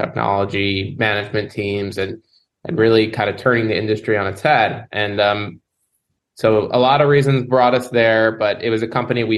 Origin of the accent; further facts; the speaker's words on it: New Jersey, United States; moved away as an adult; now in South Florida, United States; I'm from the Northeast originally, pretty close to where you guys are at, but in New Jersey